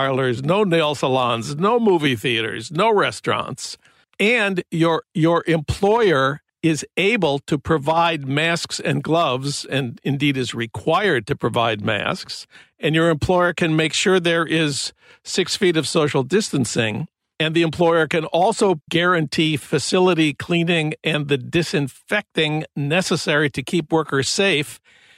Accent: Minnesota, United States; Minnesota this week, my home state

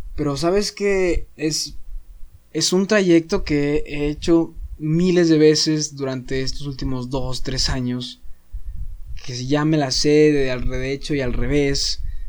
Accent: Saltillo, Coahuila, Mexico; moved away as an adult; now in Monterrey, Mexico; yo soy foráneo, soy de Saltillo y ahorita pues vivo aquí en Monterrey

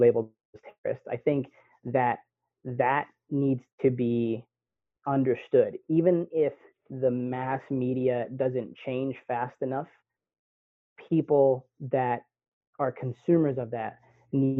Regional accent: Pittsburg, California, United States; I grew up here in the Bay Area, and you know, my dad did a really good job of keeping me from going places

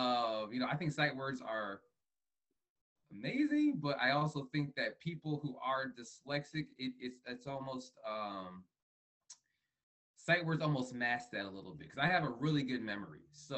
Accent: Fort Worth, Texas, United States; born there; also born or lived in Montana; I was born in Fort Worth, Texas, to two Ghanaian parents. I have Ghana running through my blood and veins. I moved around a lot when I was a child.

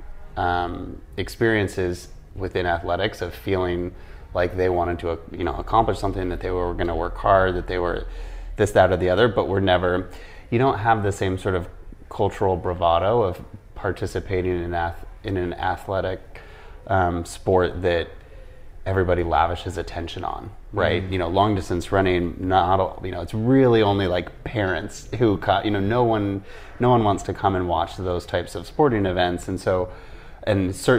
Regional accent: Midwest, United States; I was raised in the Midwest by parents who grew up in New York City and Seattle.

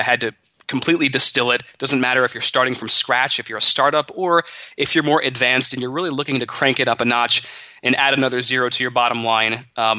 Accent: Monroe, Michigan, United States; But I grew up in Monroe, Michigan. In a middle-class family, my parents were very hard workers

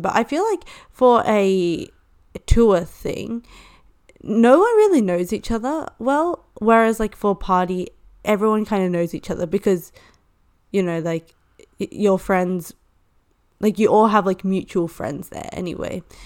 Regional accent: Hong Kong; moved away; I am from Hong Kong

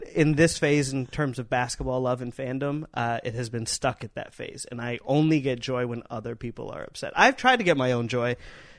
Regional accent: Ohio, United States; now in Los Angeles, United States; I'm not from Orlando, by the way. There's no Orlando. I'm from Ohio.

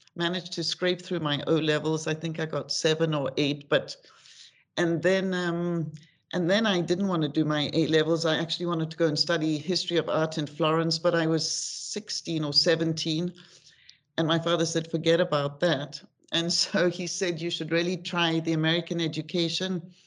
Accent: Johannesburg, Gauteng, South Africa; moved away; also born or lived in United Kingdom / New York / Morocco; I was born in Johannesburg, um, I'm the youngest in my family of four. And I grew up in Johannesburg

